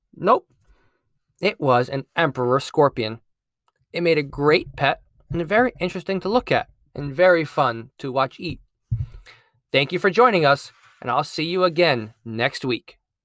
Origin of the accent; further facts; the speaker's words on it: Connecticut, United States; I'm a STEAM teacher at an elementary school in my home state of Connecticut